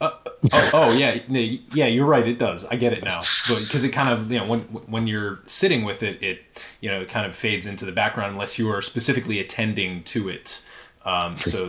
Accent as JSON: {"language": "English", "region": "Western Massachusetts", "country": "United States", "tie": "born or raised there", "said": "I grew up in Western Massachusetts, and that is the home of Yankee Candle."}